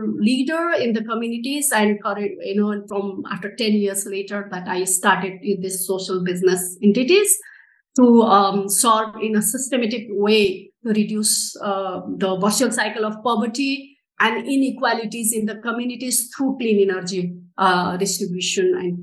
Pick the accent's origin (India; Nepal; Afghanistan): Nepal; I am from Nepal.